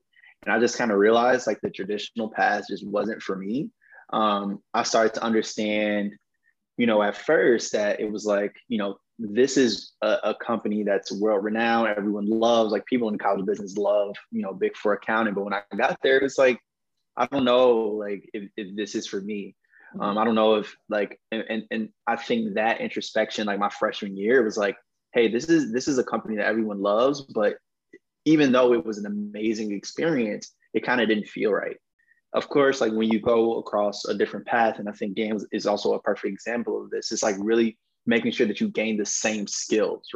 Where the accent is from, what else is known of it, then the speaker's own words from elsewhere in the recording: Westchester, Illinois, United States; also born or lived in Chicago; I grew up partly in Chicago. My grandparents and both of my parents were from Chicago. They moved me and my sister out to the western suburbs of Westchester, you know, when we were born